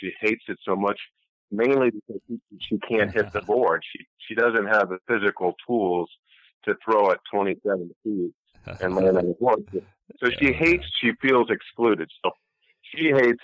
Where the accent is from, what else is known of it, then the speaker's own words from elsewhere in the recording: Ashland, Ohio, United States; moved away as an adult; also born or lived in Cleveland, Ohio; now in Buffalo, United States; I was born in Cleveland, Ohio, and grew up in Ohio in a small town called Ashland